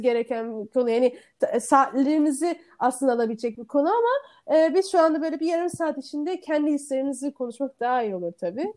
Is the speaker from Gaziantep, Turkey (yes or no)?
no; Istanbul, Turkey; Ben Sarıyerli